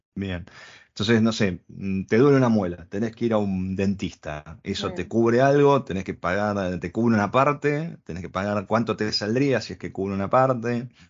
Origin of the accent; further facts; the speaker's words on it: Argentina; Nosotros venimos de Argentina